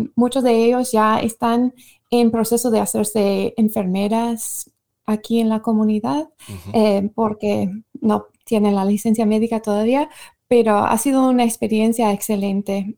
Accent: Michigan, United States; Spanish is a second language; moved away; soy de Michigan

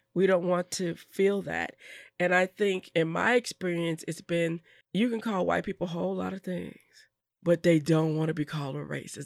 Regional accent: Madison, Wisconsin, United States; I grew up in Madison and went to Lincoln Middle School.

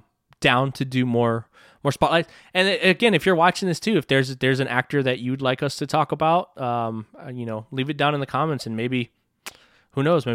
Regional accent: Texas, United States; I'm from Texas

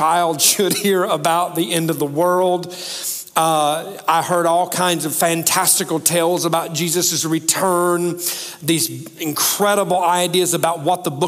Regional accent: Alabama, United States; now in Tennessee, United States; I live in Tennessee now, but I grew up in Alabama

